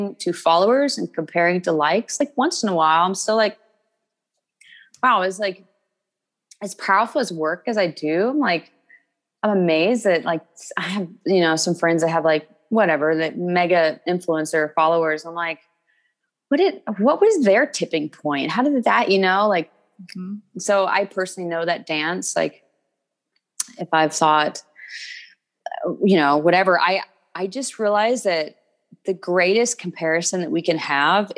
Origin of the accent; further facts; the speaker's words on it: Kentucky, United States; I'm from Kentucky.